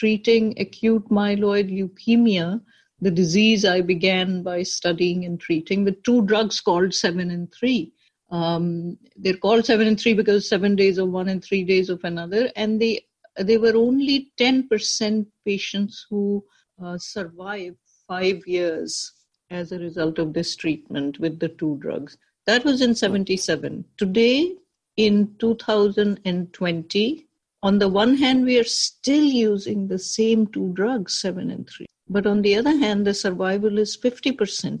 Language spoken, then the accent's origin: English; Pakistan; moved away as an adult; now in New York, United States; I grew up in Pakistan